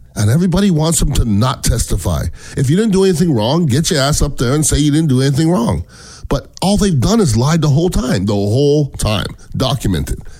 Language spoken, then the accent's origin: English; Canada; now in United States; I'm from Canada. Um, I'm an American citizen